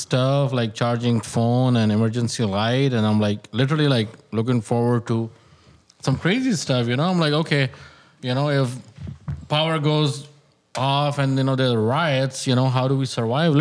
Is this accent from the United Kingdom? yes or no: no; Pakistan; also born or lived in South Chicago, United States; now in United States; I'm coming from Pakistan. I haven't been back home 6 years. I haven't seen my dad for 6 years.